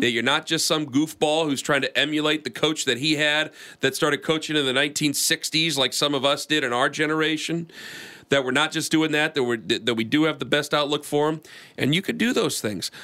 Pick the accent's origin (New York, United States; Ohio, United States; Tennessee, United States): Ohio, United States; we're from Ohio